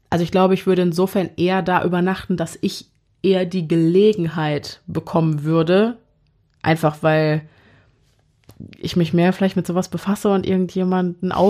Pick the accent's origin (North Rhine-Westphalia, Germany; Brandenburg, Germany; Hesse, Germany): North Rhine-Westphalia, Germany; Wir kommen aus NRW und genauer wollen wir das nicht beantworten, weil wir paranoid sind.